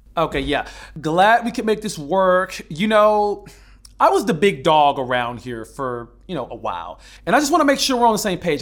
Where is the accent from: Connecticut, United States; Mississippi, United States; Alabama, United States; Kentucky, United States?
Alabama, United States; moved away; I was born and raised in Alabama